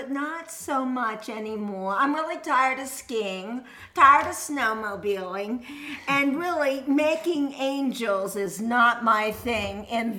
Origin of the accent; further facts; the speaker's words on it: Rockland County, New York, United States; I'm from Rockland County, New York